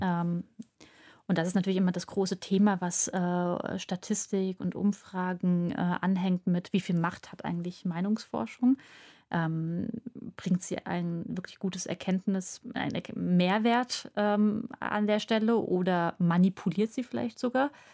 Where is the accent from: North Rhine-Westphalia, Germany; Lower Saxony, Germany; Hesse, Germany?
Hesse, Germany; Frankfurt am Main; moved away as an adult; now in Berlin, Germany; ich komme gebürtig aus Frankfurt am Main